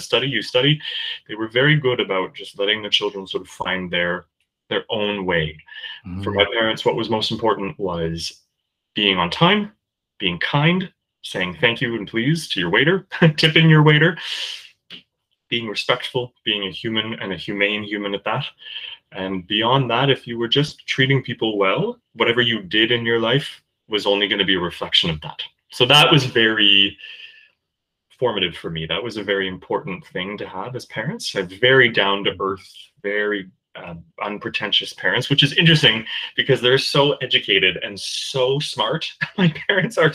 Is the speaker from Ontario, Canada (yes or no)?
yes; Kingston, Ontario, Canada; Kingston, Ontario, where I was born